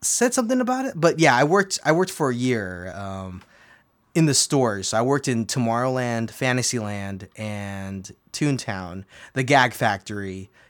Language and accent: English; California, United States; I grew up in Southern California, and back in the day, I would get an annual pass for $100.